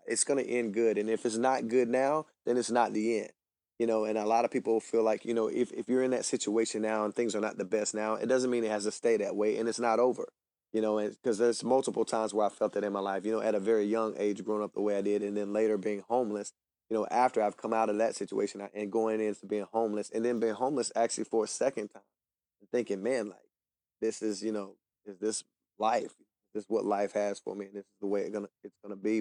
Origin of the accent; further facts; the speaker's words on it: Hickory, North Carolina, United States; I grew up in Hickory, North Carolina from a huge family